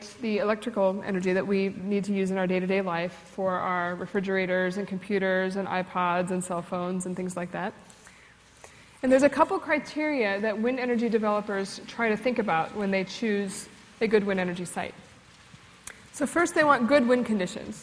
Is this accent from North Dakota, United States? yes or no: yes; North Dakota, United States; moved away; I was born in North Dakota